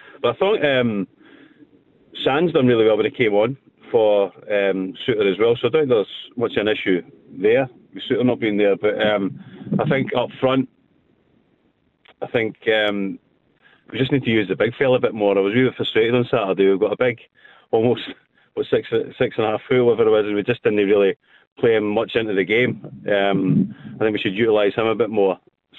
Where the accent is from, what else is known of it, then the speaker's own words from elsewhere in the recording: West Lothian, Scotland, United Kingdom; I'm from West Lothian